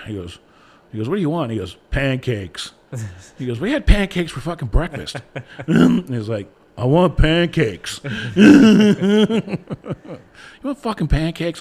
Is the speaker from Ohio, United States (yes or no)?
yes; Ohio, United States; I grew up in Ohio